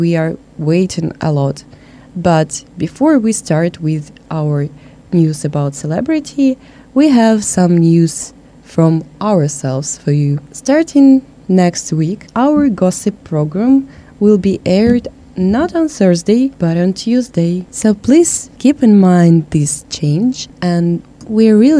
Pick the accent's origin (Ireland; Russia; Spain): Russia; moved away; I came from Russia